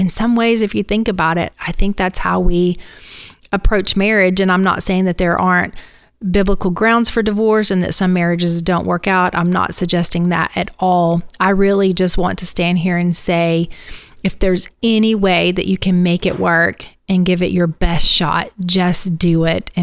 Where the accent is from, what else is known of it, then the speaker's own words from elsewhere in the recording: Northeast Alabama, United States; moved away as an adult; also born or lived in Mobile, Alabama; now in Tampa, United States; I grew up in Northeast Alabama